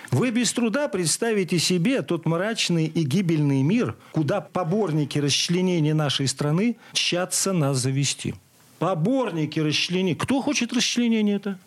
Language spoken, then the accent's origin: Russian; Mordovia, Russia; я родом из Мордовии